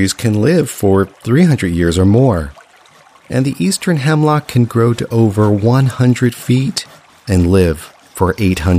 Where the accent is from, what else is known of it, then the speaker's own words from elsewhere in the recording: Catskill Mountains, New York, United States; I grew up in the Catskill Mountains in the U.S. state of New York